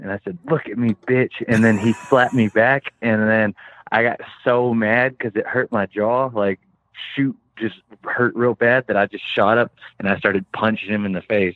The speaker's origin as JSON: {"language": "English", "region": "West Texas", "country": "United States", "said": "I'm from West Texas"}